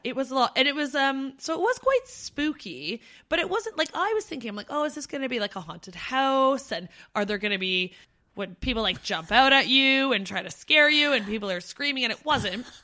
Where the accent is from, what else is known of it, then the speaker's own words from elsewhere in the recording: near Niagara Falls, Ontario, Canada; moved away as an adult; Steph and I grew up near Niagara Falls